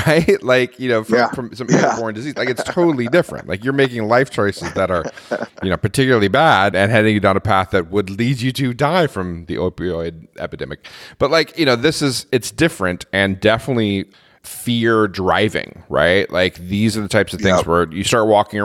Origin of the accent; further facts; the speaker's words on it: United States; moved away; I'm American